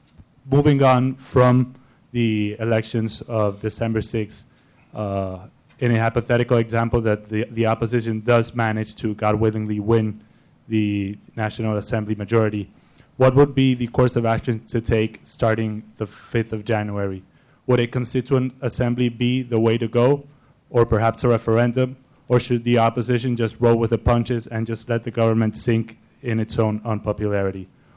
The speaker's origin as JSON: {"language": "English", "town": "Valencia", "region": "Carabobo", "country": "Venezuela", "moved": "yes", "said": "I'm from Valencia, Venezuela, currently a student at Florida International University"}